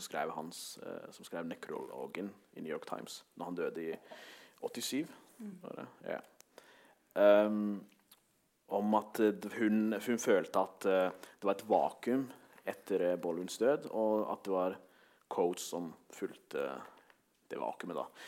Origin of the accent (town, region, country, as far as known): Norway